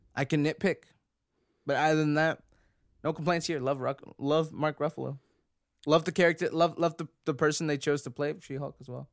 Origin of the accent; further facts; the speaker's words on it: Canada; we're Canadian